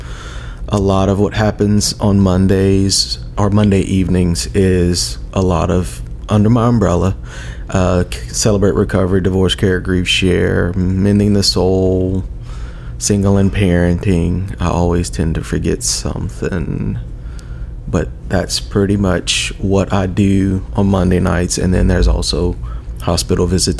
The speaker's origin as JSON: {"language": "English", "town": "Lawtell", "region": "Louisiana", "country": "United States", "tie": "born or raised there", "said": "I grew up in Lawtell, which is between Opelousas and Eunice"}